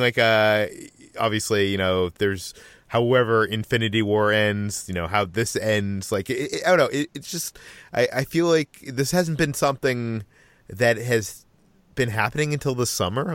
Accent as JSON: {"language": "English", "town": "Natick", "region": "Massachusetts", "country": "United States", "tie": "born or raised there", "said": "as a teenager, go to one in, uh, my hometown, Natick, Massachusetts"}